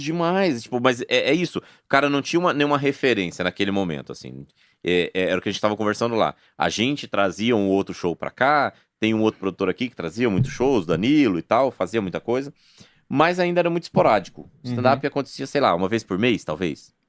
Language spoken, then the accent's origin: Portuguese; Goiânia, Goiás, Brazil; moved away; eu sou daqui